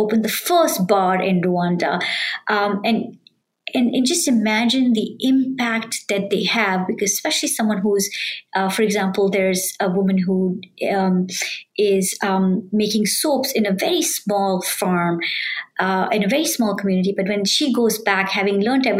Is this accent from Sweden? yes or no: no; India; moved away as an adult; now in United States; I grew up in India, a developing country